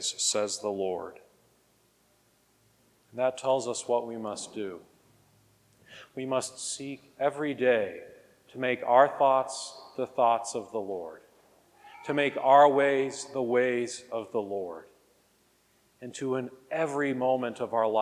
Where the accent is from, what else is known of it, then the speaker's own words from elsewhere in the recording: Wichita, Kansas, United States; I grew up here in Wichita